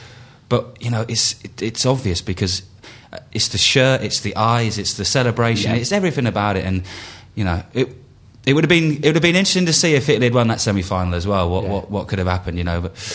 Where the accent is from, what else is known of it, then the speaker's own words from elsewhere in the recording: England, United Kingdom; we're English as well.